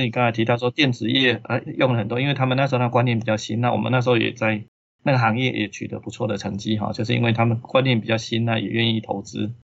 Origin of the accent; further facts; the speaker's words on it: Taiwan; 我们台湾这边